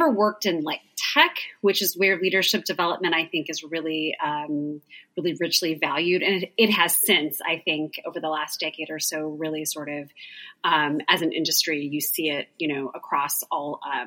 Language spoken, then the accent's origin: English; Southern Indiana, United States; moved away as an adult; also born or lived in Phoenix, Arizona; I grew up in Southern Indiana